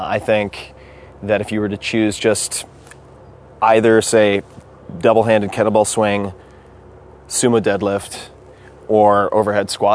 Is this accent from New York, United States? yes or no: yes; Long Island, New York, United States; I grew up on Long Island